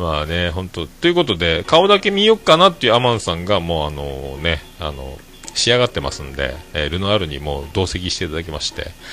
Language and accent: Japanese; Fukuoka, Japan; 福岡から来たおっさん